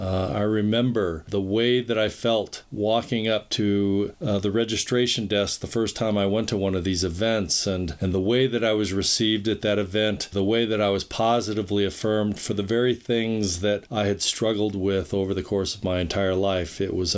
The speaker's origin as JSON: {"language": "English", "country": "United States", "also_born_or_lived": "South Korea"}